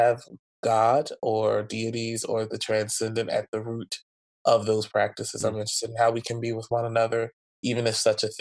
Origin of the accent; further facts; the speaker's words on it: New Jersey, United States; also born or lived in Philadelphia; the church that I grew up in New Jersey, and then churches in Philadelphia